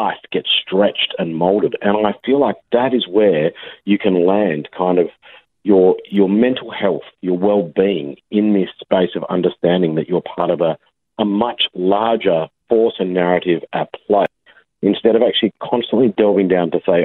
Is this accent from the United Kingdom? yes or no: no; Australia; we're actually small as a nation and we're right on the other side of the world